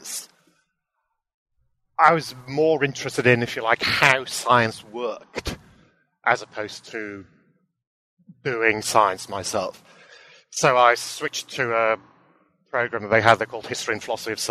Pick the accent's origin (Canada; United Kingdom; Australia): United Kingdom; Aberystwyth, Wales; also born or lived in Cambridge; I was actually born and bred locally. I grew up in Aberystwyth